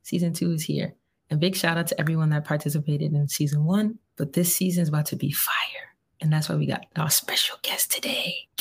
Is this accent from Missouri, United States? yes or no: no; New York City, New York, United States; I'm from the Bronx